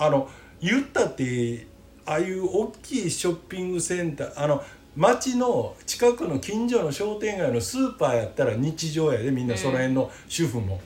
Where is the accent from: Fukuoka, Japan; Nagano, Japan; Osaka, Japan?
Osaka, Japan; 俺らはもともと大阪生まれ大阪育ちやったら